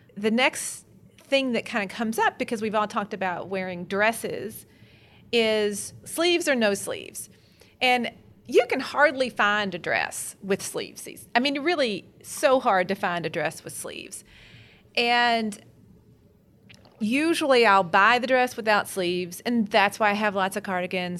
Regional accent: Kentucky, United States; I'm from Kentucky after all. Every self-respecting Kentucky girl

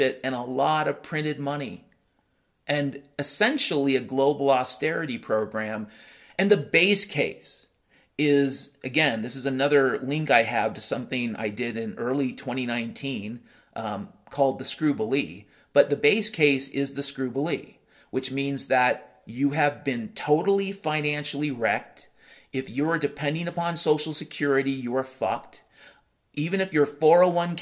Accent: United States; I grew up in the United States of America

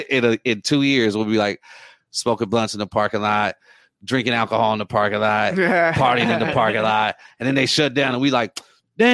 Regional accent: Oceanside, California, United States; I mean, I'm from Oceanside. I've been out here since '95.

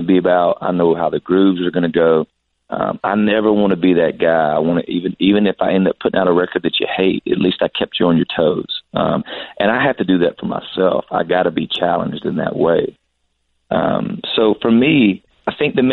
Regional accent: South Georgia, United States; moved away; I was from South Georgia. I'd never really traveled anywhere.

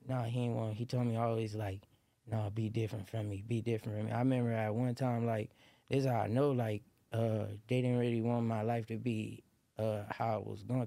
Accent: Los Angeles, California, United States; moved away; also born or lived in Lynwood, California / Moreno Valley, California; I was born in Linwood, California, at, uh, at Saint Francis Hospital, and I grew up on the hundred and third

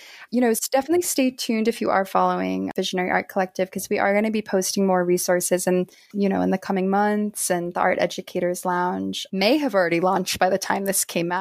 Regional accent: New York, United States; Maybe because I'm from New York cheesecake, I don't know.

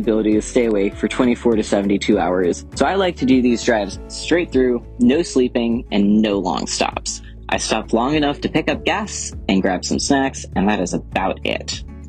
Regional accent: San Antonio, Texas, United States; moved away as an adult; now in Massachusetts, United States; So I moved up to Massachusetts from Texas for school several years ago.

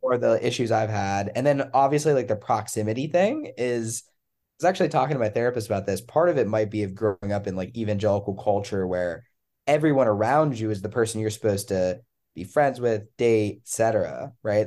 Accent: Pennsylvania, United States; now in North Carolina, United States; I'm from Pennsylvania originally

